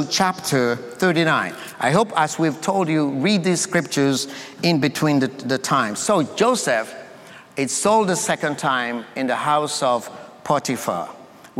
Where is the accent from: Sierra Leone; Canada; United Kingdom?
Sierra Leone; now in United States; I come from Sierra Leone, West Africa. That's my country of birth.